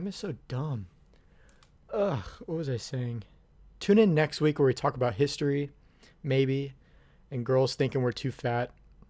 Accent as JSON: {"language": "English", "town": "New Orleans", "region": "Louisiana", "country": "United States", "tie": "born or raised there", "said": "My hometown... My hometown of New Orleans was named after a guy."}